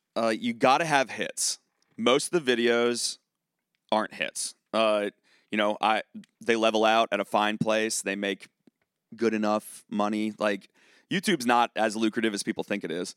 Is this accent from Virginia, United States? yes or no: yes; Charlottesville, Virginia, United States; now in Nashville, United States; I'm from Charlottesville, Virginia